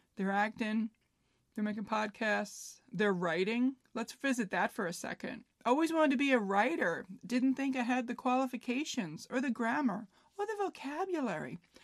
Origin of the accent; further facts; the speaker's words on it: New York City, New York, United States; I grew up in New York, in Queens, New York. It's, if you want to get specific, it was Floral Park, now known as Glen Oaks